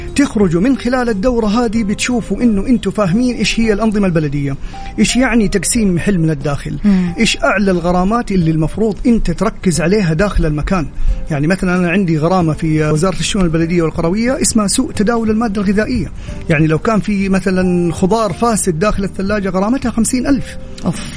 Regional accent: Saudi Arabia; انا كشاب سعودي

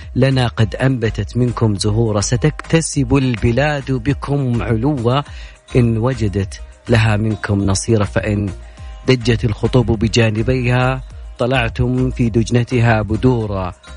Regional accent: Saudi Arabia; حنا يعني كسعوديين

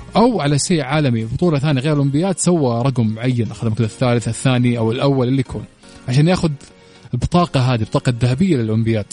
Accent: Saudi Arabia; أنا عندنا في السعودية

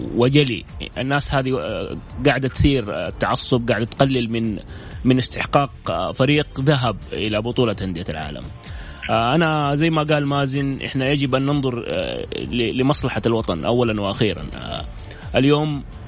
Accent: Saudi Arabia; احنا كسعوديين

